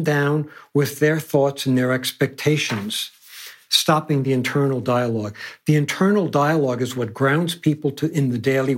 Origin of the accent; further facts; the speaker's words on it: New York City, New York, United States; I grew up in Manhattan